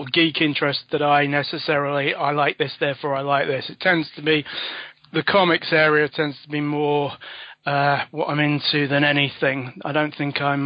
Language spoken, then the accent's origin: English; London, United Kingdom; moved away as an adult; now in Sheffield, United Kingdom; I was born in London and now live in the northeast, Sheffield